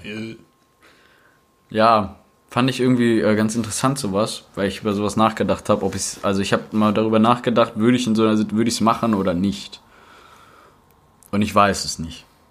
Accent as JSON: {"language": "German", "country": "Germany", "said": "bei uns in Deutschland"}